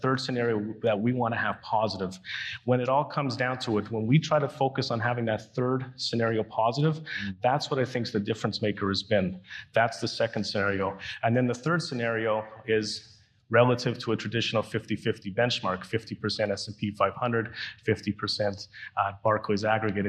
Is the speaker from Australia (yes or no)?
no; Canada; being a Canadian